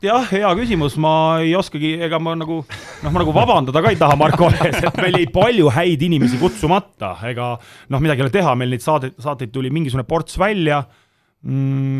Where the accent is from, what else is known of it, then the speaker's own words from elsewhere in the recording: Tallinn, Harju County, Estonia; Nõmme ja Mustamäel ma olen üles kasvanud